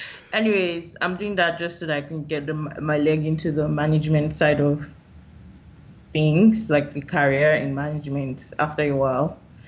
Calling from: Winnipeg, Manitoba, Canada; Okay, so I'm calling from Winnipeg, Manitoba, Canada.

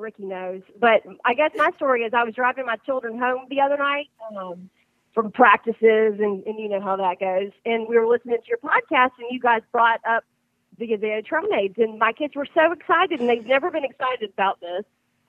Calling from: Spanish Fort, Alabama, United States; I'm calling from, I live in Spanish Fort, Alabama.

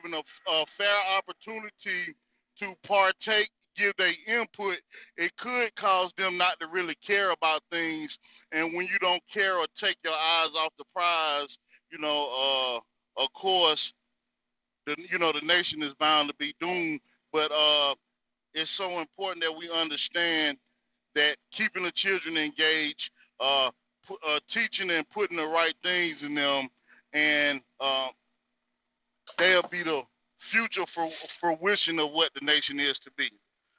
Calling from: North Carolina, United States; It's … coming from the North Carolina territory.

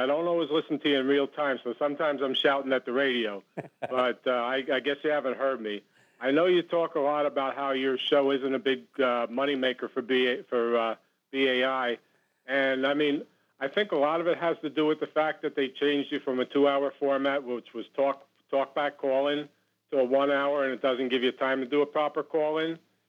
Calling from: New Jersey, United States; from Union County, New Jersey.

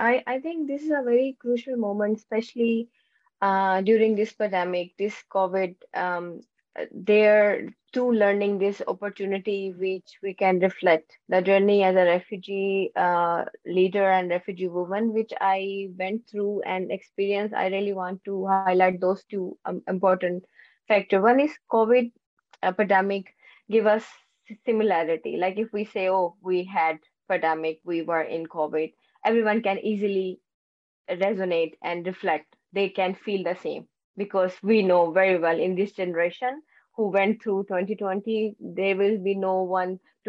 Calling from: Netherlands; I'm joining from Netherlands in a very rainy and very Dutch weather today.

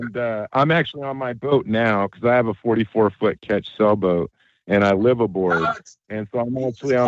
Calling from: California, United States; I'm calling from Monterey Bay.

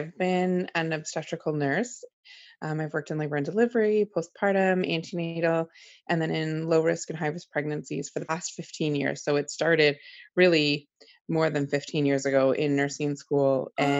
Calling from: Toronto, Ontario, Canada; I'm just outside of Toronto, basically in Toronto, in Ontario.

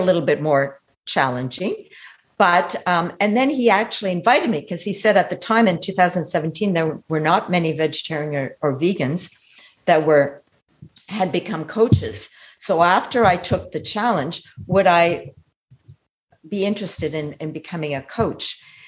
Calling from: Canada; well, Eric, I'm calling you from Canada, and I just heard your masterclass

